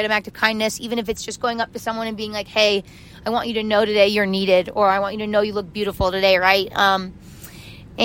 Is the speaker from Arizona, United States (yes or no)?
yes; Arizona, United States; I grew up in Arizona.